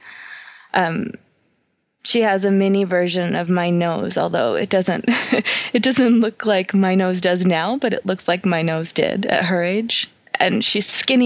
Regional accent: New York, United States; I grew up in New York

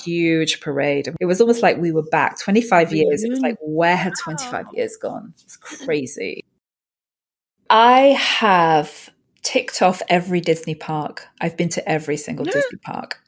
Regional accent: Manchester, North West England, United Kingdom; Manchester, the UK is my hometown

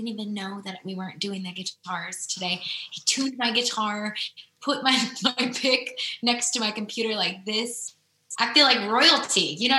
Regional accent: Midwest, United States; I'm not a fashionista like that. I'm just not. I'm from the Midwest. So I like to wear Packer gear and sweaters

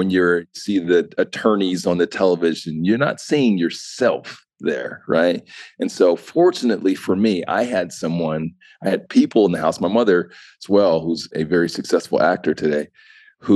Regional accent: Utah, United States; also born or lived in Ohio; I grew up in Utah. I'm originally from Ohio. I grew up in Utah

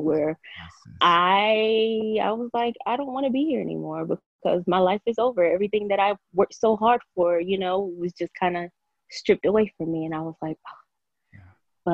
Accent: Georgia, United States; also born or lived in Nigeria; I came here when I was seven or eight years old. And I pretty much grew up a Georgia girl

